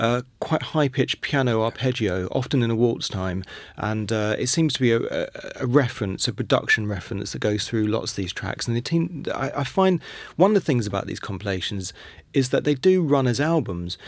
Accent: London, United Kingdom; I'm from London, and I was born in nineteen seventy.

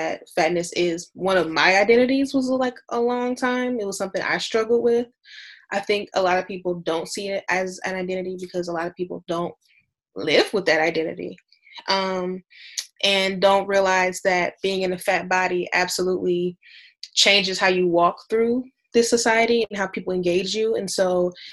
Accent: Detroit, Michigan, United States; I'm from Detroit

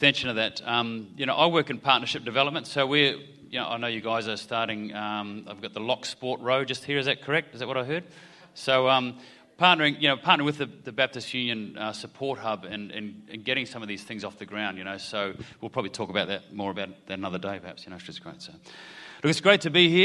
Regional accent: New Zealand; now in Australia; I grew up in Aotearoa, New Zealand.

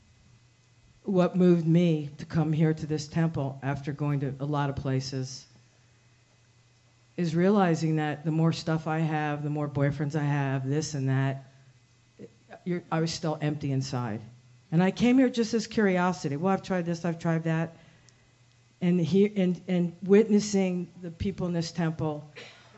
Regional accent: United States; I'm just going to speak as an American

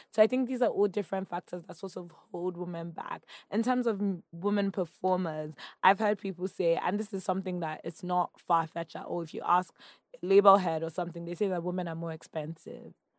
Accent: Nigeria; accent: Nigerian; moved away as an adult; I was speaking my Nigerian accent

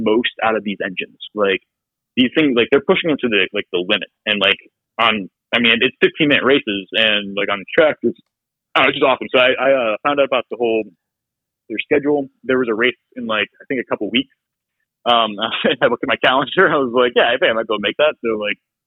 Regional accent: Grafton, Ohio, United States; also born or lived in Nebraska / Pittsburgh, Pennsylvania; I grew up in Grafton, Ohio, like for on the farm

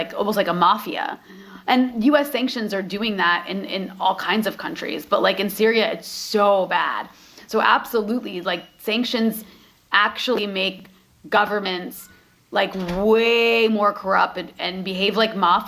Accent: United States; now in Lebanon; as Americans

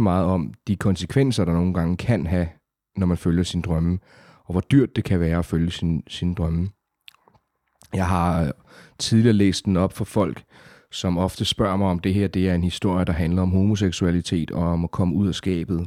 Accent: South Funen, Southern Denmark, Denmark; accent: South Funen; moved away as an adult; now in Copenhagen, Denmark; oprindeligt fra Sydfyn. Der er, og selvom jeg har boet i København i små tretten år, så er der jo visse ord, der stadigvæk kan afsløre det

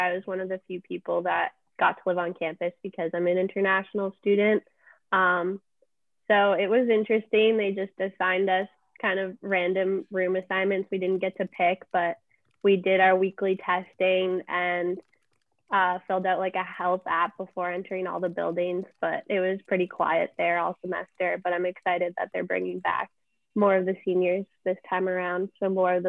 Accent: Newmarket, Ontario, Canada; moved away as an adult; also born or lived in Richmond Hill; And I said I'm from Toronto, but I'm from like a small town north of Toronto.

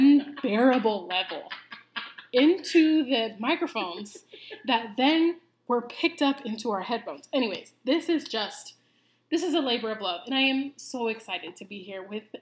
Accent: Iowa, United States; moved away as an adult; now in Arizona, United States; But born and raised in Iowa, which I am so glad that I was raised in Iowa. Love Iowa.

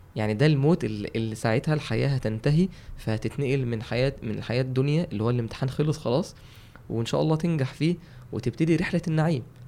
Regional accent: Mansoura, Dakahlia, Egypt; عندنا في المنصوره

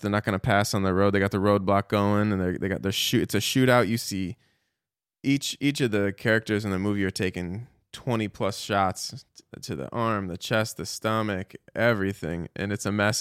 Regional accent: Chicago, Illinois, United States; now in Dallas, United States; I grew up in Chicago

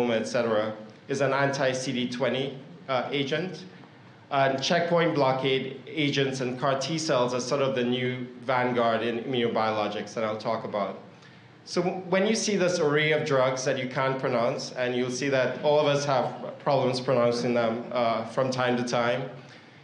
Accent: Northern California, United States; I'm from Northern California

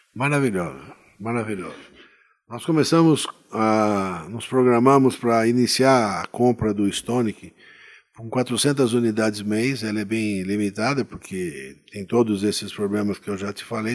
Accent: Itu, São Paulo, Brazil; minha terra natal, que é Itu, né? A gente nasci aqui, moro aqui, pretendo continuar minha vida aqui

